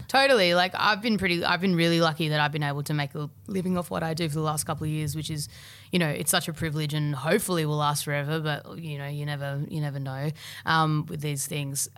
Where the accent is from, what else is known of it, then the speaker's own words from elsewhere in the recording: Melbourne, Victoria, Australia; I grew up in Albert Park